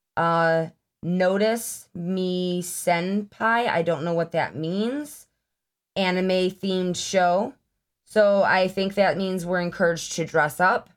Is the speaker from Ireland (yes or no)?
no; Lockport, New York, United States; growing up in the Lockport area